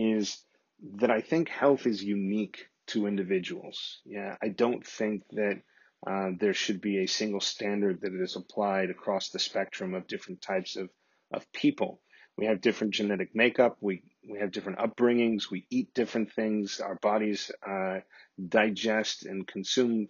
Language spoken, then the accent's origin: English; Corpus Christi, Texas, United States; my hometown in Corpus Christi, Texas